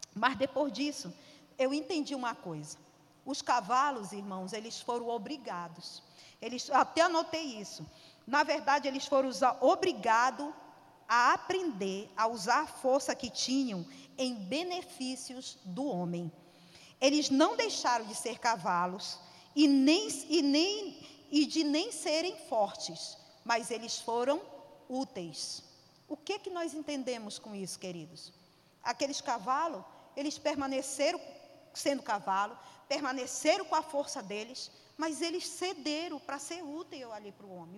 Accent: Pará, Brazil; eu sou paraense

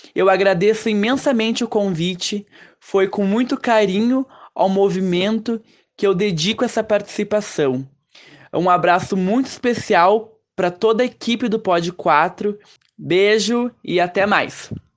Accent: Caxias do Sul, Rio Grande do Sul, Brazil; sou aqui de Caxias do Sul

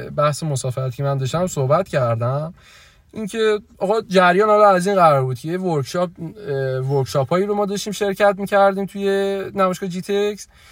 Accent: Iran; گفتم ایرانی

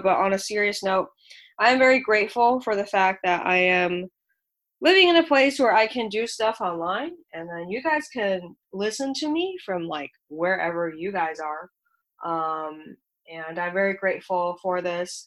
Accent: Shanghai, China; now in United States; I'm an immigrant from Shanghai, China

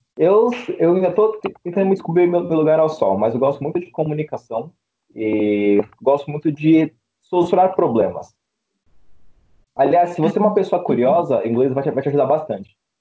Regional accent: São Paulo, Brazil; sou de Sampa

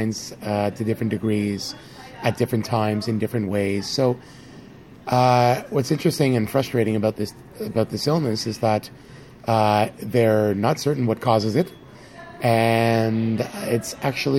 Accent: Canada; I'm from Canada. I live in Toronto

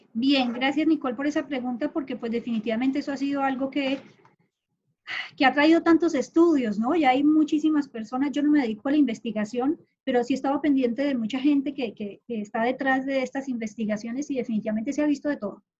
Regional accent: Colombia; also born or lived in Honduras; now in Panama; salí hace mucho rato de Colombia, yo soy de Colombia

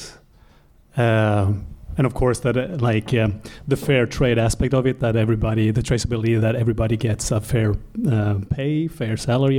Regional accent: Finland; first language Swedish; English is a second language; moved away as an adult; now in Norway; I come from Finland. I'm a Finno-Swedish.

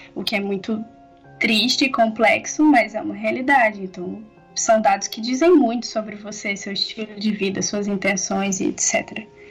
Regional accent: Barbacena, Minas Gerais, Brazil; moved away; also born or lived in Campinas; sou natural de Barbacena

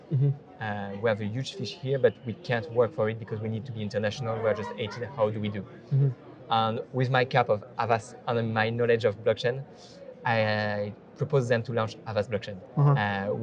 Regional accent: Paris, Île-de-France, France; also born or lived in Ireland; I'm from Paris.

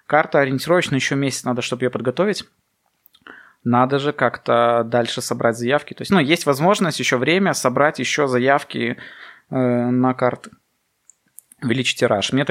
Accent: Belarus; у людей проснулся самосознание национальное, что да, мы белорусы.

